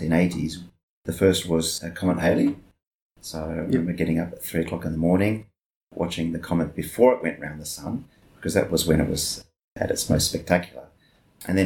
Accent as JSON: {"language": "English", "town": "Melbourne", "region": "Victoria", "country": "Australia", "tie": "born or raised there", "said": "I was 11 years old at that time. So that tells you where I'm from. I'm from Melbourne. My parents were living in a place called Wanturna."}